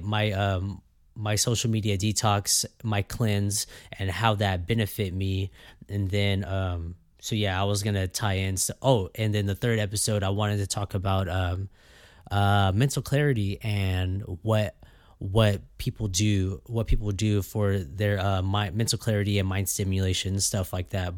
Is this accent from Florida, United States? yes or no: no; Fresno, California, United States; I was born and raised here in Fresno, California